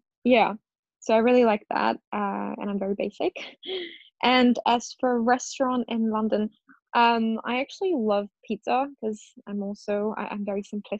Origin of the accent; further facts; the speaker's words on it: India; The food is really good. And I say that as an Indian.